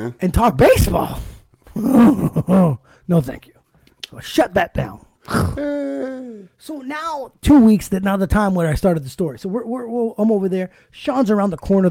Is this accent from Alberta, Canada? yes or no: no; Ottawa, Ontario, Canada; I said, from here. He goes, oh, what school did you go to? I go, guys, I went to St. Pat's, man.